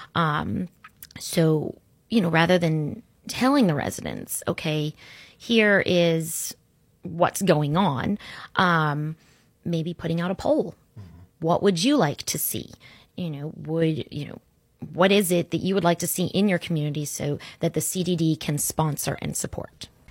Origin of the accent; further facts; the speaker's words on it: Orlando, Florida, United States; also born or lived in Sarasota, Florida; I grew up in Orlando